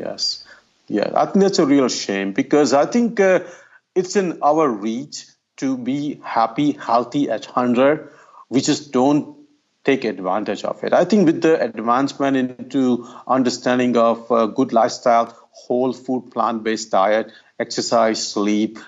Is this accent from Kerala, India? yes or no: no; Ahmedabad, Gujarat, India; moved away; I grew up in India. It's about two hundred fifty miles north of Bombay. The city's name is Ahmedabad